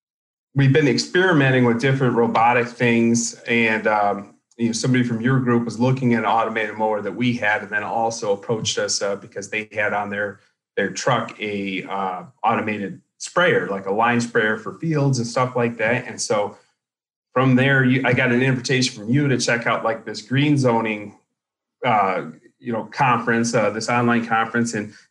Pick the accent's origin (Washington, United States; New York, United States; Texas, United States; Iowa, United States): Iowa, United States; Winterset; born there; So I was born in Iowa in a very small town, the same town that John Wayne was actually born in, Winterset, Iowa. So that's the only claim to fame as far as that town. I didn't live there long.